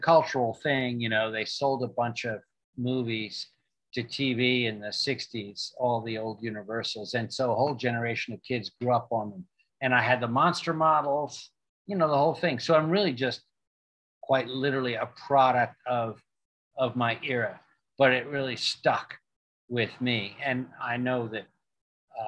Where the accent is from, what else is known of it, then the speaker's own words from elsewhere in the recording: New York City, New York, United States; when I was a kid, I grew up in Manhattan